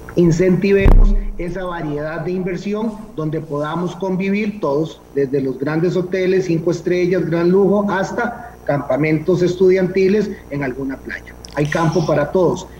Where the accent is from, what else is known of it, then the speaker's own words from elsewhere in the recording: Costa Rica; como costarricenses